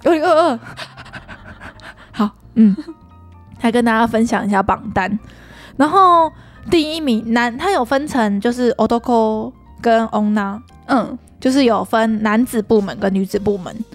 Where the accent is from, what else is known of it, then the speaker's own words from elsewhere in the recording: Taiwan; 对于我们台湾人来说